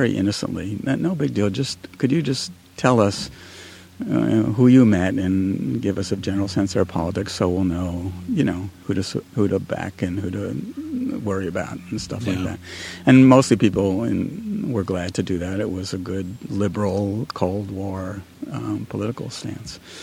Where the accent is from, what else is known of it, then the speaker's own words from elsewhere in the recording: New York, United States; moved away as an adult; also born or lived in Washington, D.C. / Ohio; now in California, United States; I grew up in New York